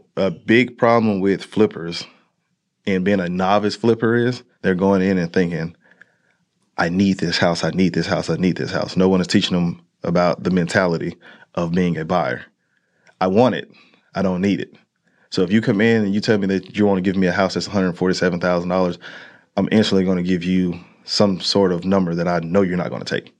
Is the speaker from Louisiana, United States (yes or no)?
yes; Monroe, Louisiana, United States; moved away; I am born and raised out of Monroe, Louisiana